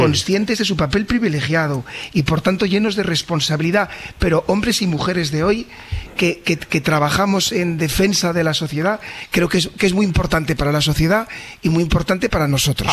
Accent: Valladolid, Castile and León, Spain; moved away as an adult; now in Sabadell, Spain; yo también soy nacido en Valladolid

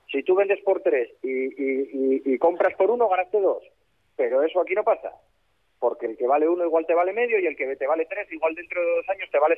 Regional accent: Gijón, Asturias, Spain; now in Madrid, Spain; sí, sí, bueno, yo soy gijonés

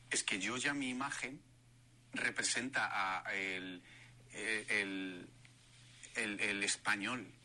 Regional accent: Spain; Hay que transmitir la alegría, el fuego que somos los españoles.

